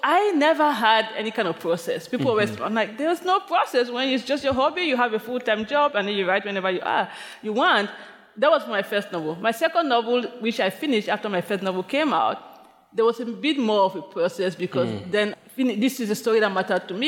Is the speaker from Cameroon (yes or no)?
yes; Limbe, Southwest Region, Cameroon; moved away as an adult; now in New York City, United States; my hometown of Limbe